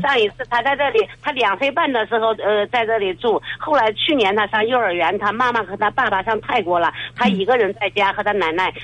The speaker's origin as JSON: {"language": "Chinese", "town": "Kaifeng", "region": "Henan", "country": "China", "said": "我是开封的"}